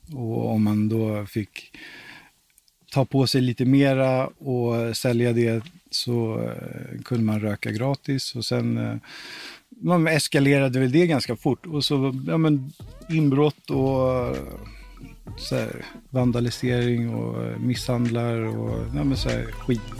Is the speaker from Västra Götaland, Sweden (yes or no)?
no; Stockholm, Stockholm County, Sweden; moved away; also born or lived in Valdemarsvik; jag är uppväxt i Hässelby från grund och botten